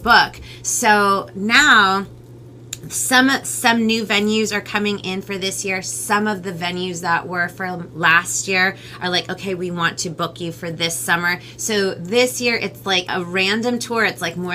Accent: United States; first language Spanish; English is a second language; I'm Peruvian American. Spanish actually was my very first language. Yeah, like, so I'm first generation, so my mom's Peruvian and my dad's Romanian

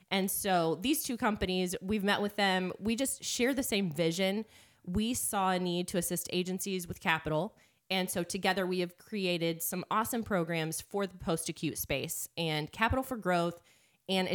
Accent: Cleveland, Ohio, United States; now in Missouri, United States; When I grew up in Cleveland area, we'd go to Brandywine Boston Mills

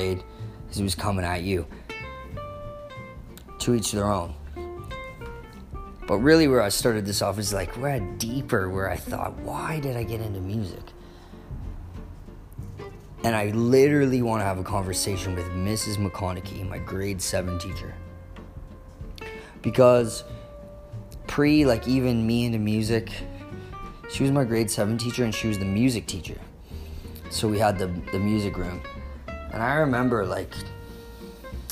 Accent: Stouffville, Ontario, Canada; I'm from Stouffville

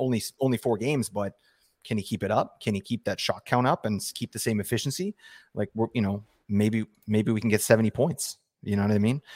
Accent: Vancouver, British Columbia, Canada; I'm from Vancouver

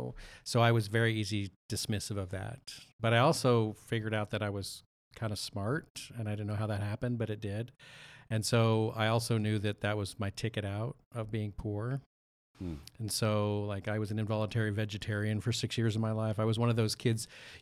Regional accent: West Coast, United States; now in Texas, United States; So I did not grow up in church. Right. I grew up on the West Coast

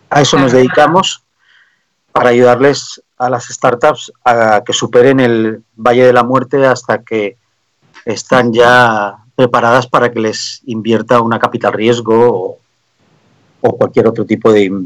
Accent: Canary Islands, Spain; born there; also born or lived in Germany / Belgium / France / Denmark; mis padres eh, son hindúes que tuvieron que irse de Pakistán en la partición, emigraron y yo nací en Canarias. Entonces soy el primero de la generación que nació en España.

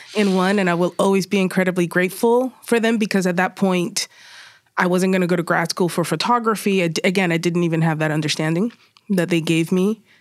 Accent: Puerto Rico; also born or lived in Spain; now in Bronx, United States; I was born in Puerto Rico

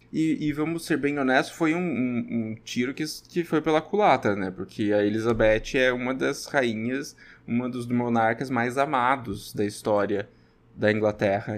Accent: Brazil; sou eu brasileiro falando

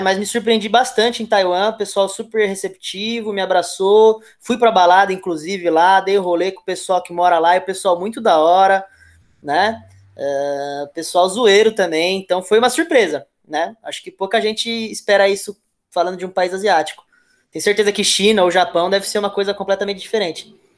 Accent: Santo André, São Paulo, Brazil; sou de Santo André, mas a minha família, ela, por parte de pai, né? Minha família, por parte da descendência japonesa, ela é de Mauá.

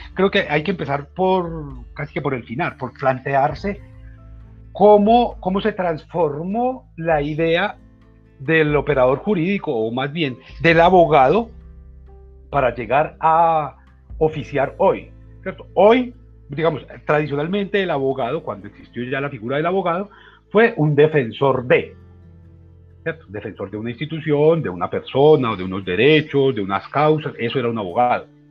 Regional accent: Antioquia, Colombia

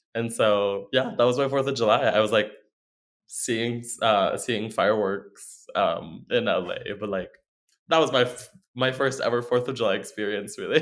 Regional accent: Philippines; moved away as an adult; now in Oklahoma, United States; I'm from the Philippines. I moved here in 2016, and I have been in Oklahoma um, since then.

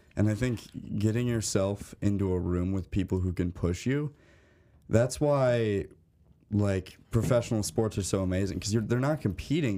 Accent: Bloomington, Illinois, United States; moved away as an adult; now in North Dakota, United States; I'm from Bloomington, Normal, Illinois.

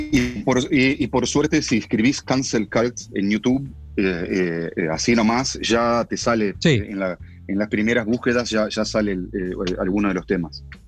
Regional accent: Uruguay; now in Los Angeles, United States; somos todos como uruguayos

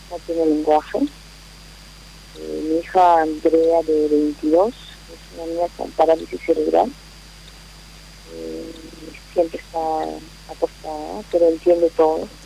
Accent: Lima, Peru; born there; En Lima.

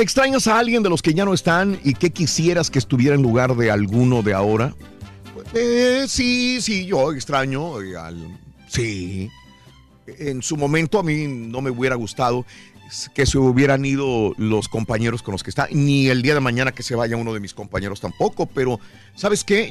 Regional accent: Mexico; yo, todos los mexicanos somos admiradores de …

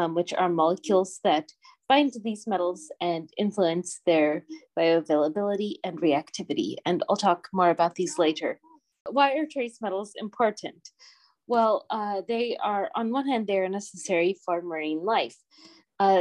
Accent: Puget Sound, Washington, United States; moved away as an adult; also born or lived in Florida / Northern Germany; now in Germany; I'm originally from Washington State in the US, so the Pacific Northwest, and I grew up around the Puget Sound

